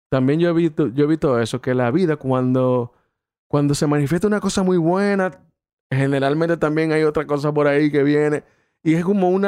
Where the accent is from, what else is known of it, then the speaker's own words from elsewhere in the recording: Mexico; Porque yo soy mexicano.